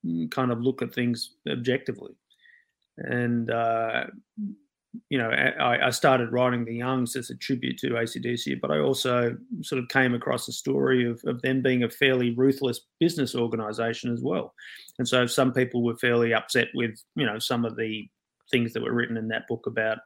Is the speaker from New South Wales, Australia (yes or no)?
yes; Sydney, New South Wales, Australia; I grew up in Sydney, in and around the Balmain rock scene here